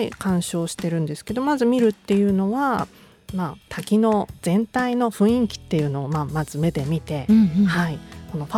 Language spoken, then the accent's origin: Japanese; Tokyo, Japan; まあ、もともとあの私ずっと東京育ちで、